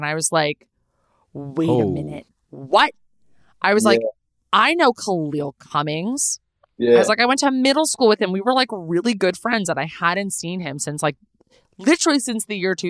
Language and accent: English; Los Angeles, California, United States; I'm a Valley kid. I'm a Valley kid.